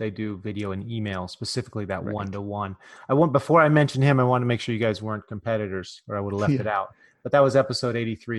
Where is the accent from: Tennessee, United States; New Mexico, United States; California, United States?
California, United States; I'm like, I'm from California. What are you talking about? I'm like, well, I'm kind of from the woods in California, way up out in the middle of nowhere. And apparently we talk a little different there.